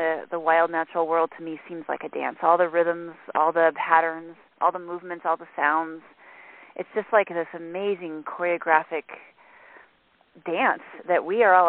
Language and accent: English; Colorado, United States; I grew up in the Rocky Mountains hiking and camping